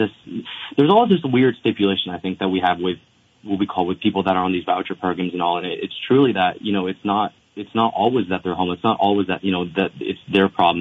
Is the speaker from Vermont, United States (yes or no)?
yes; Bradford, Vermont, United States; I grew up in Bradford, Vermont